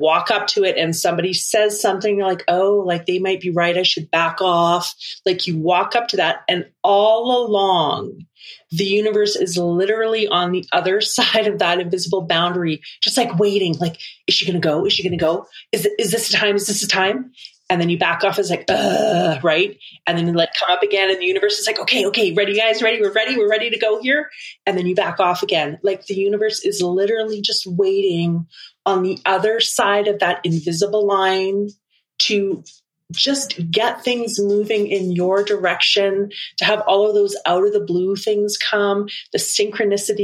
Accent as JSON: {"language": "English", "area": "Vancouver Island", "region": "British Columbia", "country": "Canada", "tie": "born or raised there", "moved": "as an adult", "lives_now": "Alberta, Canada", "said": "I grew up on most of my life spent on Vancouver Island. I moved from Vancouver Island to Alberta."}